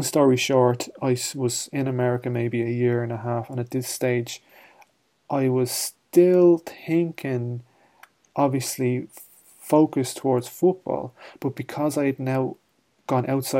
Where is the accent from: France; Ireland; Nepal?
Ireland; we're from Ireland here, and I grew up in a community